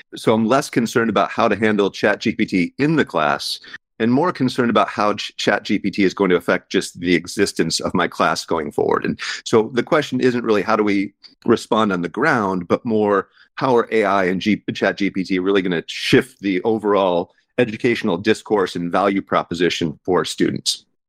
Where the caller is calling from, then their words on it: Seattle, Washington, United States; I'm calling from Seattle